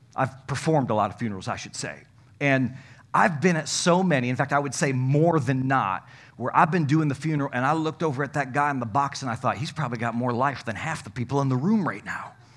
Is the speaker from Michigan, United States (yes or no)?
yes; Comstock Park, Michigan, United States; I grew up in Comstock Park